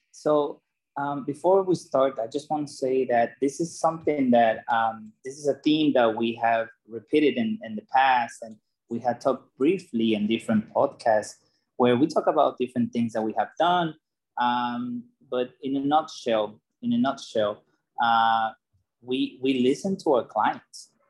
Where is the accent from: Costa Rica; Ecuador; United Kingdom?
Ecuador; moved away; coming from a third world country, I was born in Ecuador.